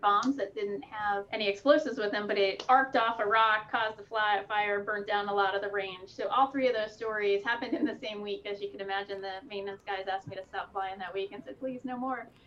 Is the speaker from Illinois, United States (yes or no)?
no; the Poconos, Pennsylvania, United States; I grew up in Pennsylvania in the Poconos.